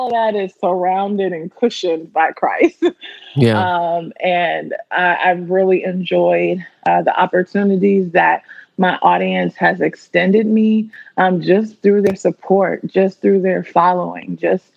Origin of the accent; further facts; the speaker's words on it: Washington, District of Columbia, United States; moved away as an adult; now in Los Angeles, United States; I'm born and raised in the Washington, D.C. area